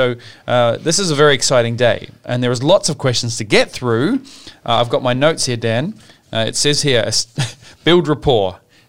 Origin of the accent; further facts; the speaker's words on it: New Zealand; now in Sydney, Australia; I grew up in New Zealand and Marmite was a little more popular than Vegemite.